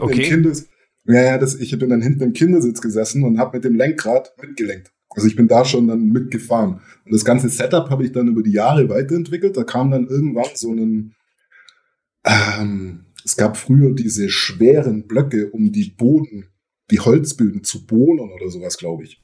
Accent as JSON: {"language": "German", "area": "Göppingen area", "region": "Baden-Württemberg", "country": "Germany", "tie": "born or raised there", "said": "Wir sind ja da in der Köppinger Gegend groß geworden"}